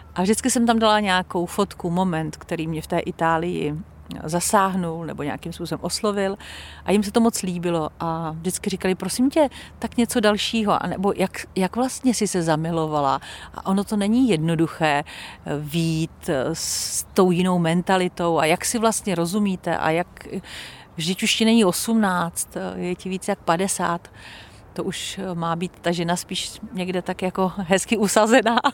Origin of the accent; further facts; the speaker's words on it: Czechia; moved away as an adult; now in Italy; narodila jsem se tady v Čechách. Prožila jsem tady velkou část svého života profesního i soukromého